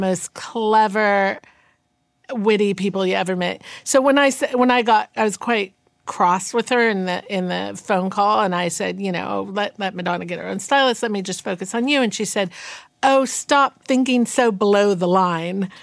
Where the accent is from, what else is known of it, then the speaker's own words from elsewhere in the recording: Northern California, United States; also born or lived in New York; I was born in New York, but raised in Northern California